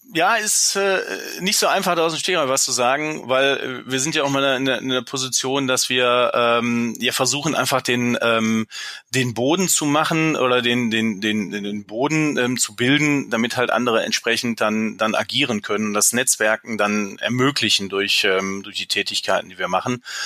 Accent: Germany; klar bin ich Deutscher

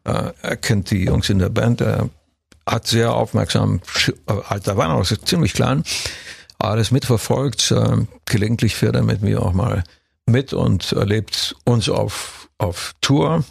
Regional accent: Brașov, Brașov County, Romania; moved away; ich komme ja aus Kronstadt. Ich bin ja da ja, geboren

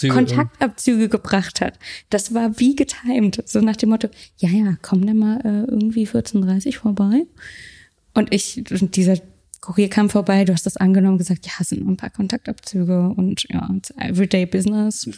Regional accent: Berlin, Germany; Ich komme aus Berlin. Ich komme aus Deutschland.

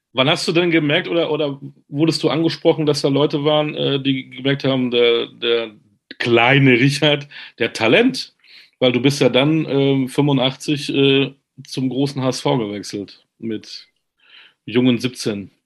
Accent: Münster, North Rhine-Westphalia, Germany; Ich bin Münsteraner

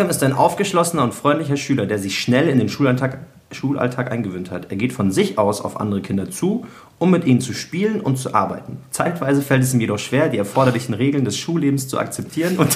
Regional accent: Munich, Bavaria, Germany; aber ich bin von Bogenhausen eigentlich

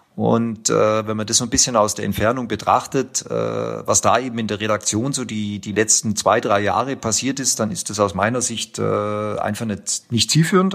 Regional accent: Tettnang, Baden-Württemberg, Germany; aus Tettnang, also aus meiner Heimat, äh, sprich 20 Kilometer vom, vom Bodensee entfernt

